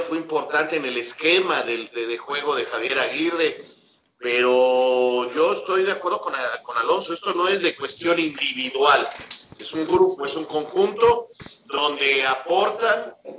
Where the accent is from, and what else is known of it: Mexico